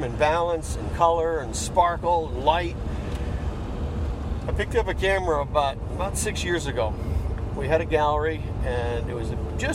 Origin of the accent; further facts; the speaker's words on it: Cape Cod, Massachusetts, United States; moved away as an adult; I grew up on Cape Cod.